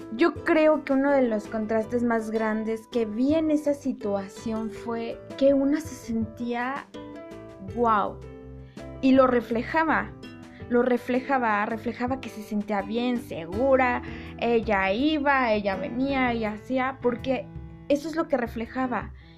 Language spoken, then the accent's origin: Spanish; Mexico; yo soy mexicana y pues aquí en, en México